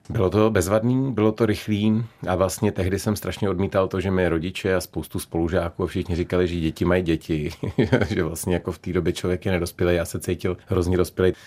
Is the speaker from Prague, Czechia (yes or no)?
yes; Prague, Czechia; also born or lived in Šumava (Velhartice); Já jsem opravdu karlínský dítě.